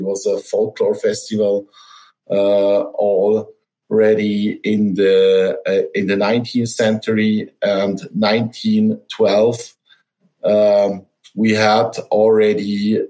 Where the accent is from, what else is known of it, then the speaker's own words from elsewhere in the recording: Valais, Switzerland; moved away; I grew up in the Valais, which is in the southwestern part of Switzerland. So it's a bilingual canton, you could say, region in Switzerland where I grew up.